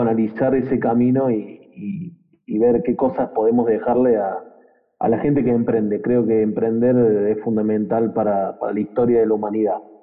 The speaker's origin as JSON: {"language": "Spanish", "region": "Córdoba", "country": "Argentina", "said": "somos cordobeses"}